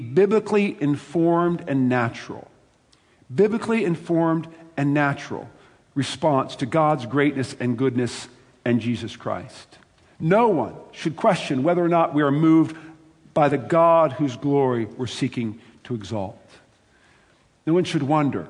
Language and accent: English; United States; I am an American